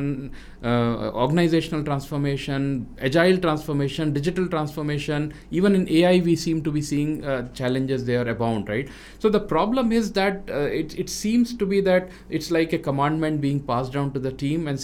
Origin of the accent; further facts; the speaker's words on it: Rajasthan, India; moved away as an adult; now in South India; as a North Indian who grew up in west of India in Rajasthan and then living in South now for last more than 25 years